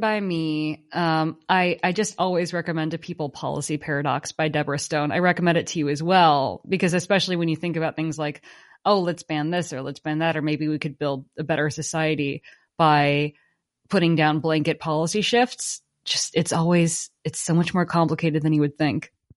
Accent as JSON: {"language": "English", "area": "Silicon Valley", "region": "California", "country": "United States", "tie": "born or raised there", "said": "where I grew up in Silicon Valley"}